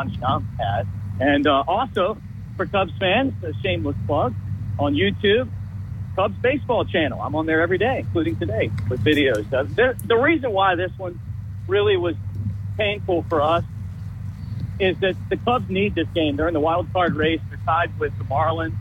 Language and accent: English; Baltimore, Maryland, United States; I grew up in Baltimore.